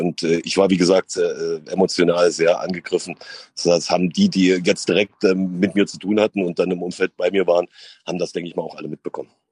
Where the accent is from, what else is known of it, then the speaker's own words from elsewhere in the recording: Sandersdorf, Saxony-Anhalt, Germany; also born or lived in Wolfen; ich bin in Wolfen aufgewachsen, beziehungsweise geboren und in Sandersdorf aufgewachsen